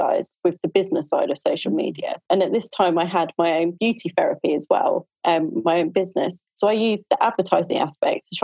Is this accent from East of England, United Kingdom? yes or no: yes; Norfolk, East of England, United Kingdom; I am from Norfolk in the UK.